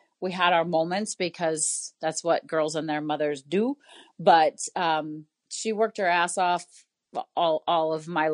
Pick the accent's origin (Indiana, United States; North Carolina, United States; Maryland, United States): Indiana, United States; Indianapolis; now in Chicago, United States; I grew up in Indianapolis, Indiana